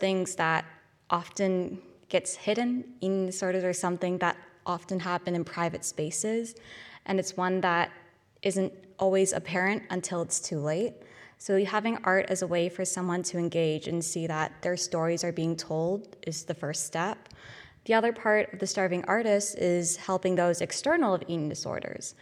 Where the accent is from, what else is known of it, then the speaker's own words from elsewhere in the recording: Toronto, Ontario, Canada; moved away as an adult; now in Glasgow, United Kingdom; I come from Toronto, Canada, so all the way across the pond